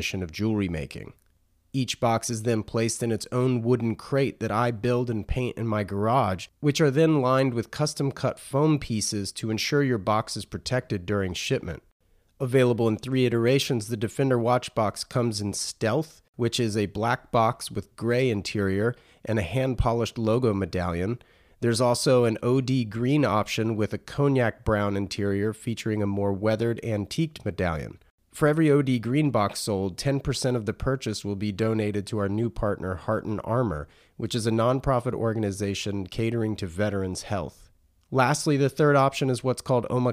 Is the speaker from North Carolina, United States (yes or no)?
yes; North Carolina, United States; being a North Carolina guy